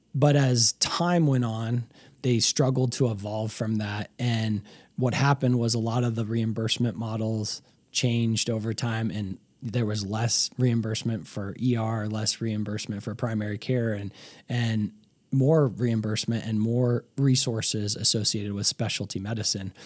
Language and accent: English; Colorado, United States; also born or lived in Chicago; I'm a, what they call a native in Colorado